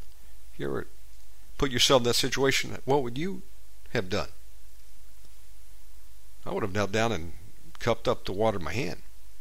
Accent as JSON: {"language": "English", "region": "Georgia", "country": "United States", "tie": "born or raised there", "said": "I am from the deep south, born and raised in Georgia, but we didn't stay there long. We moved around a lot, so I don't necessarily have a Georgian accent till I go back"}